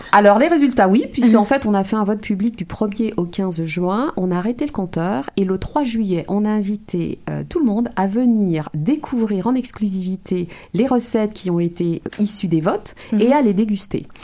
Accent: of Martinican origin, Martinique, France; moved away as an adult; now in Montreal, Canada; je suis française d'origine martiniquaise. J'ai découvert le Québec en 2011, je m'y suis installée en 2012

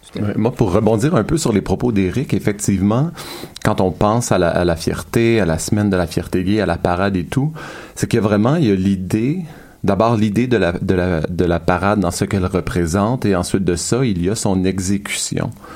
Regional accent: L'Ange-Gardien, Quebec, Canada; je viens de l'Ange Gardien, un village de deux mille habitants

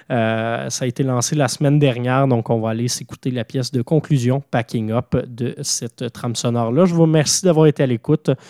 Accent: Canada; un peu plus près de chez nous au Canada

